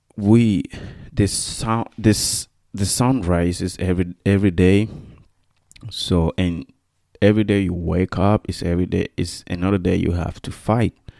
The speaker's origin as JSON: {"language": "English", "country": "Equatorial Guinea", "first_language": "Spanish", "second_language": "English", "moved": "as an adult", "lives_now": "United States", "said": "I'm from, uh, Equatorial Guinea."}